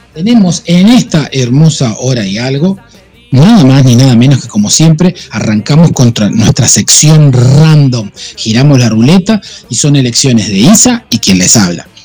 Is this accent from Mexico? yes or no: no; Argentina; soy argentino